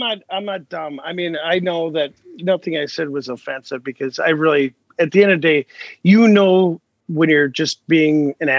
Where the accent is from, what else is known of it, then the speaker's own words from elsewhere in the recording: Milwaukee, Wisconsin, United States; because I'm here in Milwaukee, so where I grew up on the South Side